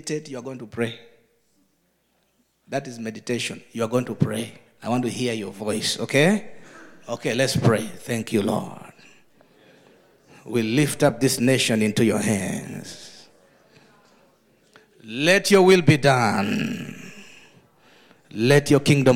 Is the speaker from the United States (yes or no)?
no; Uganda; I'm from Uganda